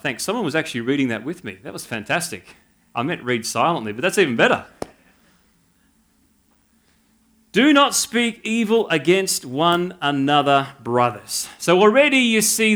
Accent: Canberra, Australian Capital Territory, Australia; moved away as an adult; now in New South Wales, Australia; born and bred in Canberra

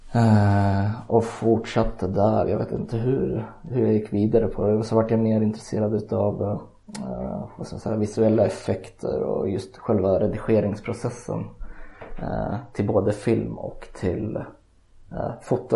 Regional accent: Eskilstuna, Södermanland, Sweden; Jag är född och uppvuxen i Eskilstuna också

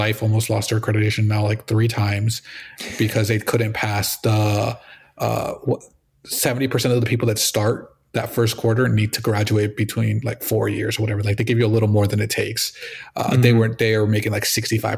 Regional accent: Palm Beach, Florida, United States; also born or lived in Colombia; I've lived in Florida my whole life. And Kaiser opened up actually in my hometown of Palm Beach

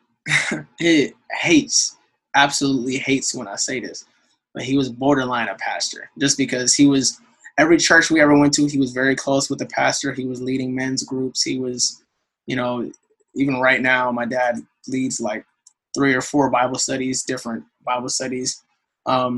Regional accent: San Diego, California, United States; I'm from San Diego, so I was in the San Diego Youth Symphony for a little while

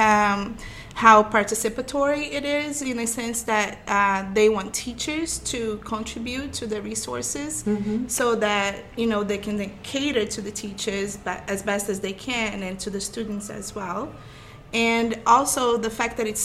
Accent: Brazil; now in Lowell, United States; as you probably be able to tell soon by my accent, I'm from Brazil, and my family migrated to Lowell in 2000, and I've been in Lowell since

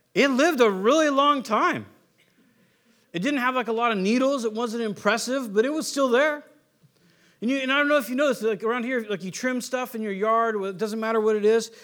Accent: San Diego, California, United States; moved away; also born or lived in San Luis Obispo, California / Warrenton; growing up in California

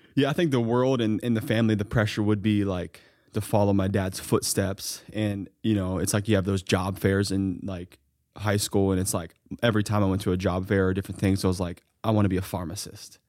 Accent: Mount Vernon, Ohio, United States; hometown pharmacies, where I grew up in Mount Vernon, Ohio.

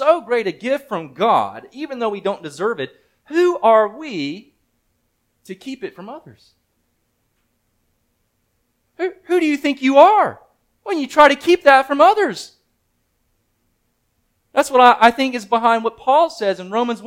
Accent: Mississippi, United States; moved away; also born or lived in Virginia; I'm from Mississippi

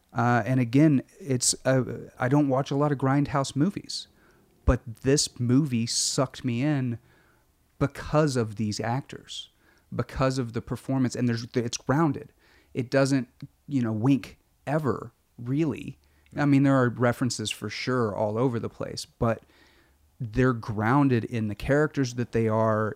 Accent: Arkansas, United States; I grew up in Arkansas, Bible Belty

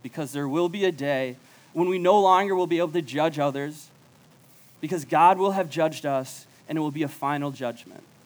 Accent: Chaska, Minnesota, United States; moved away as an adult; now in Ames, United States; I grew up in Chaska

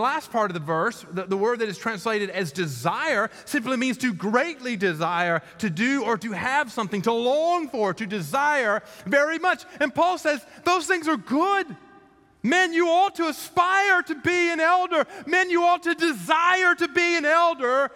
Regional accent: Columbus, Georgia, United States; in Columbus, Georgia, in my hometown

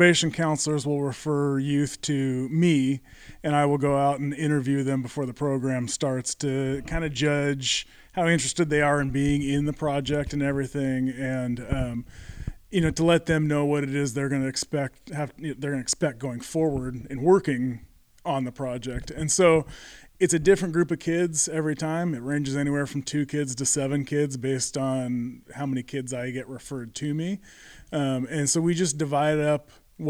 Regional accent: Arlington, Washington, United States; I'm from Arlington, Washington.

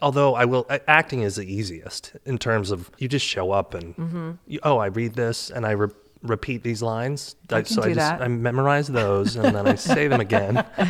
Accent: Boston, Massachusetts, United States; And I know because I'm from Boston.

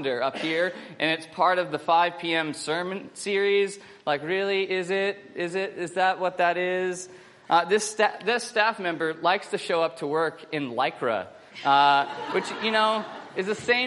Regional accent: United States; now in Australia; I'm an American

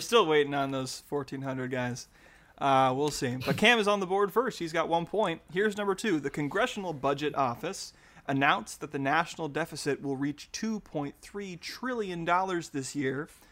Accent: Utah, United States; now in Oregon, United States; I grew up in Utah.

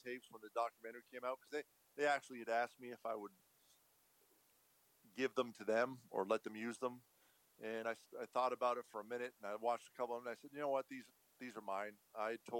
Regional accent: Montreal, Quebec, Canada; I'm a Canadian from Montreal

